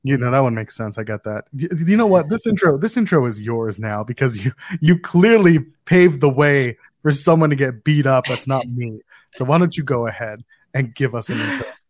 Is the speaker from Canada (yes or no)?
yes; Ottawa, Ontario, Canada; I grew up in Ottawa